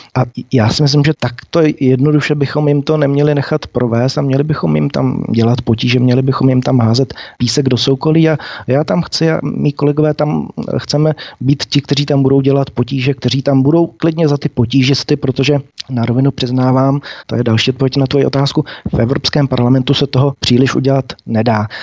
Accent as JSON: {"language": "Czech", "country": "Czechia", "said": "jako Češi a Moravené a Slezeny"}